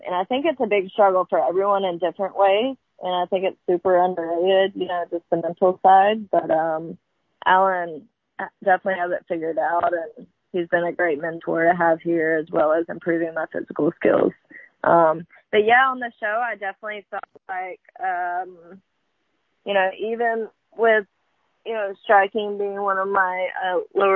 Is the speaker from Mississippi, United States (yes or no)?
yes; Columbus, Mississippi, United States; born or raised there; moved away as an adult; now in Ocean Springs, United States